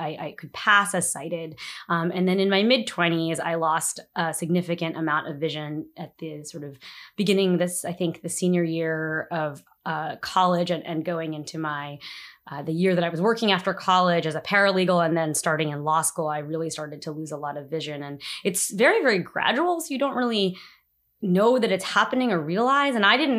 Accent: New Jersey, United States; now in Washington, D.C., United States; I live in Washington, D.C. I've been living in the city for about 5 years now. I'm originally from New Jersey.

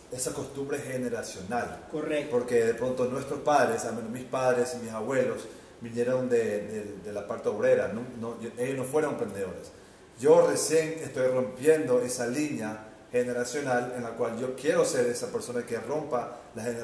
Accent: Ecuador; moved away as an adult; no, pero yo me fui del Ecuador, me fui

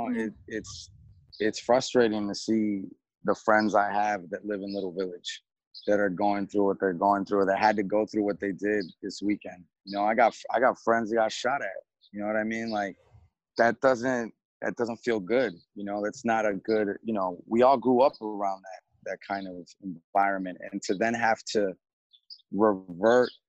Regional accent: Colombia; born there; You know, I'm from, I was born in Colombia. I'm half Chilean.

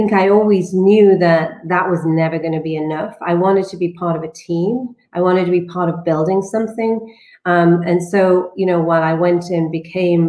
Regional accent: the north of England, United Kingdom; I grew up in Northern England

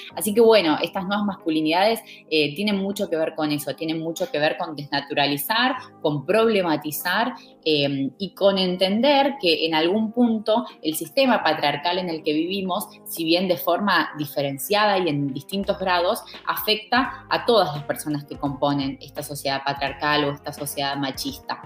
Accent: Argentina; soy de Argentina

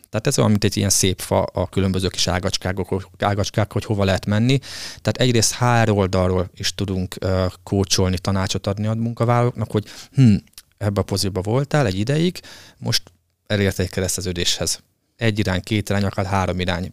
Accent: Hungary

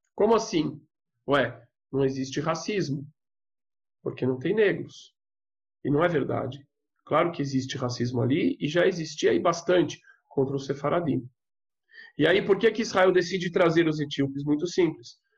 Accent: São Paulo, Brazil; eu sou de São Paulo

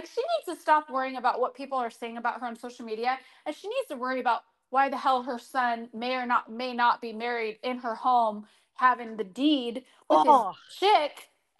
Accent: Arizona, United States; I'm from Arizona, and so, you know, I'm very familiar with people that are Mormon.

